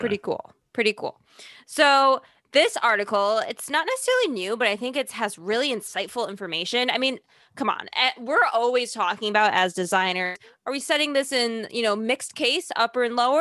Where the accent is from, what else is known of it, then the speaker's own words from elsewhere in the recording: Chicago, Illinois, United States; accent: Chicago; now in New York, United States; I still have my Chicago accent